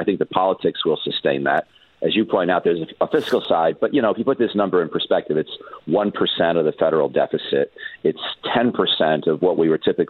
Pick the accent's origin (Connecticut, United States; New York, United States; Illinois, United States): New York, United States; Canandaigua; moved away; where I grew up in the Finger Lakes in New York